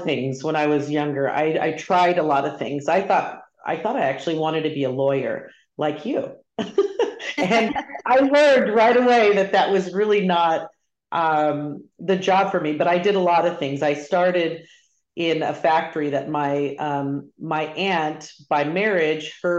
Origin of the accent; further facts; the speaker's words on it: Chino, California, United States; also born or lived in Upland, California; So I grew up in Chino, California. Not many people know where that is, but that is a little town in Southern California. Was born and raised in Southern California with most of my family